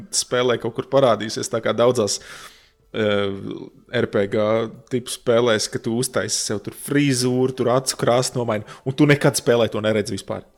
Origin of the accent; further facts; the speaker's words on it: Latvia; es esmu no Latvijas